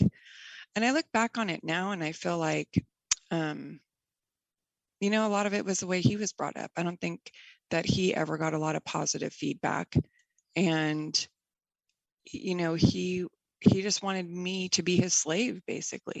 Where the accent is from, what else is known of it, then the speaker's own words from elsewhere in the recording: Bay Area, California, United States; I grew up in the Bay Area in California